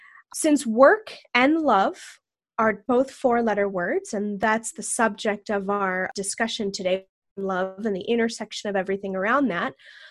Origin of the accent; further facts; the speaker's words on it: Texas, United States; moved away; I was born in Texas. I have family in Texas